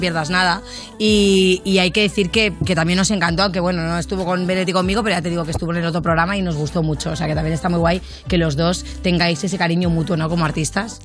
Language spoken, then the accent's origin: Spanish; Catalonia, Spain; yo siendo catalana